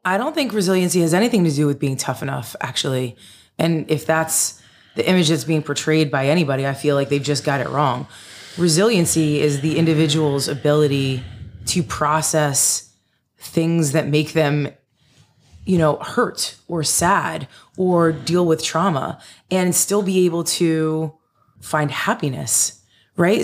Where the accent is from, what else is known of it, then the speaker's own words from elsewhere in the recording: Denville, New Jersey, United States; where I grew up in Denville.